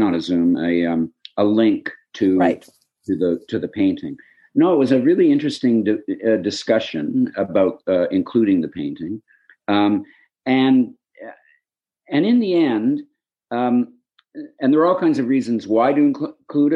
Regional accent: Hamilton, Ontario, Canada; my corner of Hamilton, where I grew up

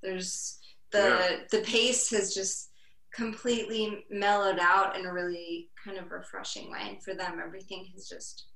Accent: United States

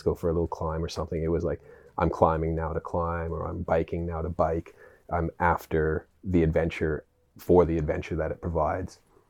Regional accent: British Columbia, Canada; born there; Well, I was born in Canada, in British Columbia.

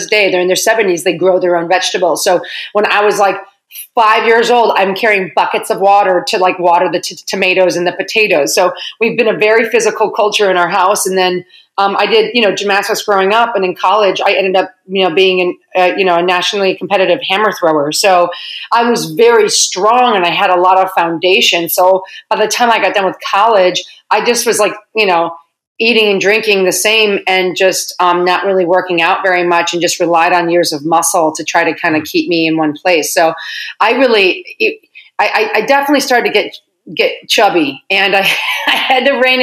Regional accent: Lisle, Illinois, United States; also born or lived in Chicago; from Lyle.

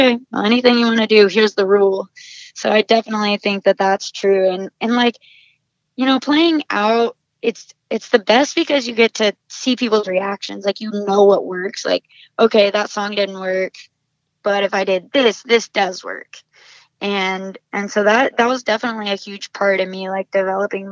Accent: Southwest Oklahoma, United States; moved away as an adult; now in Nashville, United States; my little farming community hometown

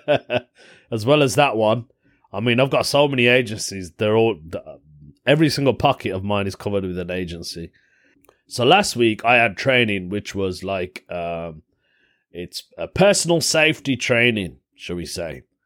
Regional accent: United Kingdom; accent: British; I've got a British accent

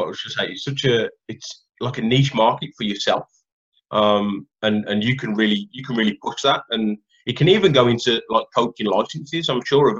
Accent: England, United Kingdom; growing up in England

